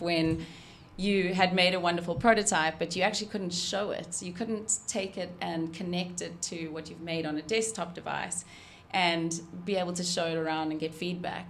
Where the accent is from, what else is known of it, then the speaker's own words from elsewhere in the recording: South Africa; moved away; I'm South African